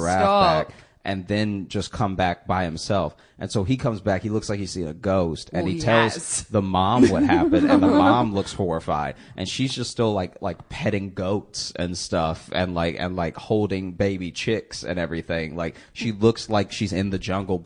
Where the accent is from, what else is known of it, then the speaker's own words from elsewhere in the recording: Alexandria, Louisiana, United States; now in Brooklyn, United States; I grew up in Alexandria, Louisiana